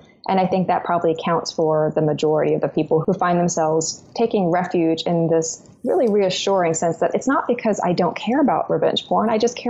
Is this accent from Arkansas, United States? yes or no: yes; Arkansas, United States; and I'm from Arkansas, this is what I hear a lot